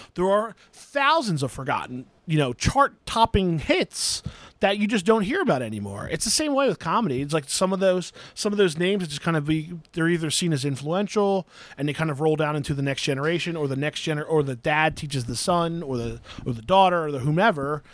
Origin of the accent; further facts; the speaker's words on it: New Jersey, United States; accent: South Jersey; I was born and raised in South Jersey